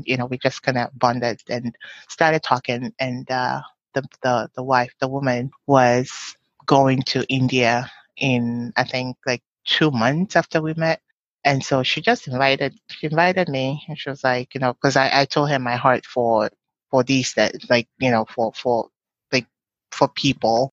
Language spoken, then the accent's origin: English; Takoradi, Western Region, Ghana; moved away; poor neighborhoods in Takoradi where I grew up